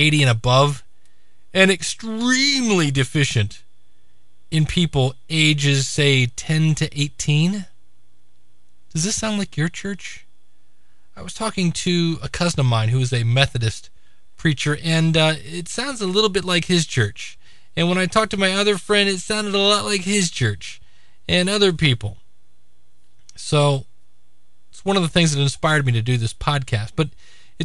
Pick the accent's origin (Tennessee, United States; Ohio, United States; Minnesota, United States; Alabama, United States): Ohio, United States; Akron; here in my hometown of Akron, Ohio